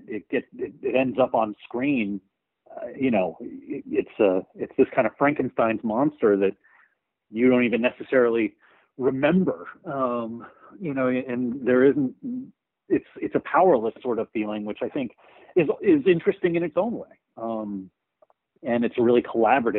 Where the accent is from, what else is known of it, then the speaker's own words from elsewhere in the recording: rural Texas, United States; I grew up in Texas, in rural Texas, you know, which is a real storytelling culture